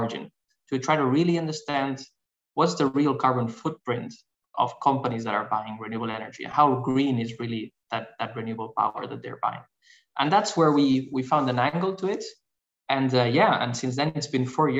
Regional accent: Barcelona, Catalonia, Spain; I'm originally from Barcelona, Spain

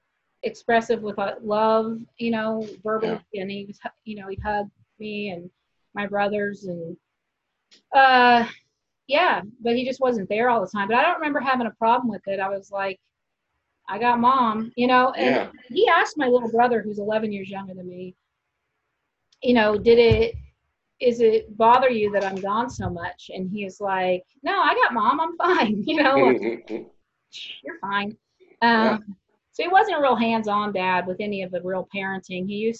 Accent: Kansas, United States; I was raised in Kansas.

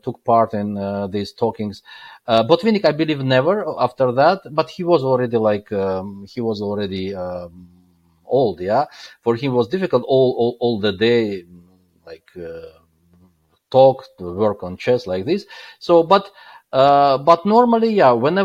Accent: Baku, Azerbaijan; English is a second language; moved away; also born or lived in Qatar; that time I was still living in Baku, because I'm hail from Baku

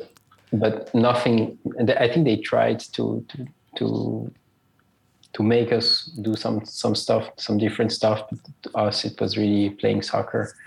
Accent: Switzerland; I'm Swiss-Italian. I was born and raised in Switzerland.

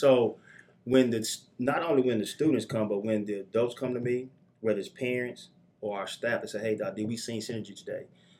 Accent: Nashville, Tennessee, United States; moved away as an adult; now in Alabama, United States; I'm from Nashville, Tennessee. I made it to Alabama on an accident. Thought I was going to Athens, Georgia to play basketball, but I ended up in Athens, Alabama. Didn't know this place existed, and I've been here for 20 years

